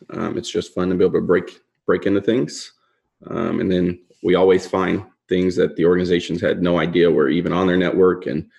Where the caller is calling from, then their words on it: Charlotte, North Carolina, United States; We're in Charlotte, North Carolina.